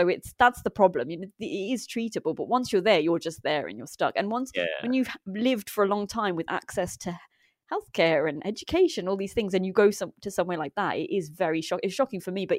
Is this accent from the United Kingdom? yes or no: yes; United Kingdom; born there; Okay, my parents migrated here from the Punjab in India. But I am British born and have only been there twice when they made me go.